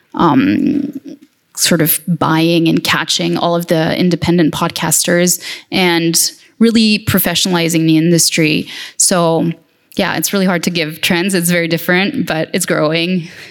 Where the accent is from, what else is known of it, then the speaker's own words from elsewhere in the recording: France; my home country, which is France.